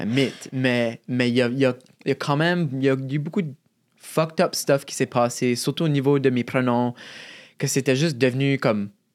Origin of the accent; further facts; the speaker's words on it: Shediac, New Brunswick, Canada; accent: Chiac; also born or lived in Moncton; chez nous, à Chédiac, il y avait une région un peu plus rough dans la ville